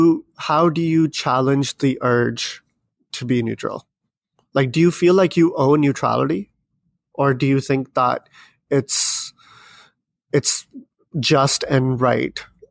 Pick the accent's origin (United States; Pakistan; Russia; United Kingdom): Pakistan; English is a second language; impossible for me to be neutral and to, you know, completely scrap away and do away with my socialization as a Pakistani.